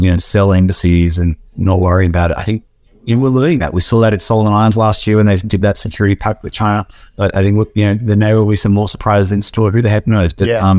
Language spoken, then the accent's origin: English; Australia; an Australian citizen